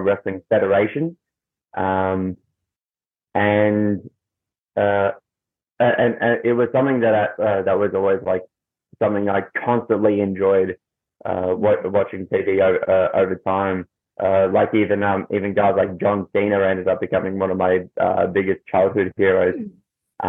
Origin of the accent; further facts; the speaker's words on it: Melbourne, Victoria, Australia; I'm from Melbourne, Australia.